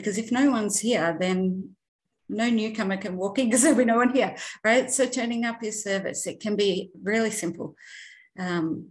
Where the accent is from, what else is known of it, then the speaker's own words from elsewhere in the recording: Australia; I'm not from America. I'm an Aussie. I'm in Melbourne.